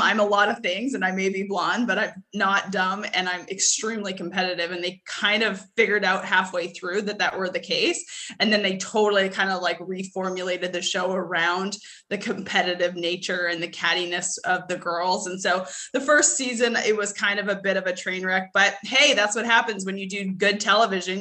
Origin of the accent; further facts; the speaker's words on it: Edmonton, Alberta, Canada; moved away as an adult; now in United States; I'm originally from Edmonton